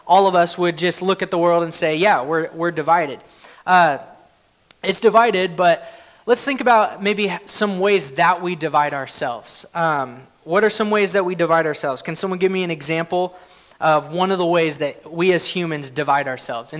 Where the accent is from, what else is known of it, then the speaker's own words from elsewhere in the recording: Oklahoma, United States; I grew up in Oklahoma